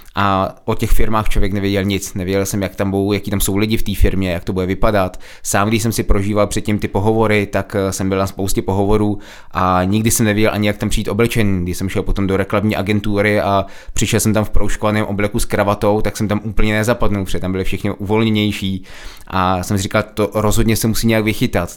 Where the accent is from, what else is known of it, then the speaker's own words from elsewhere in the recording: Czechia; my Češi